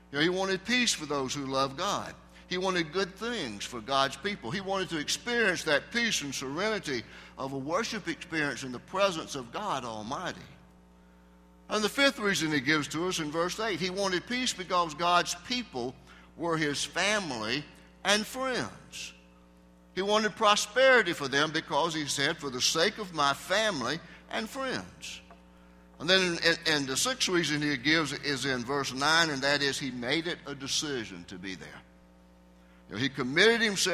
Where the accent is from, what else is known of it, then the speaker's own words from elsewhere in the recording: the South, United States; I grew up down in the South in a small town and a fairly small church.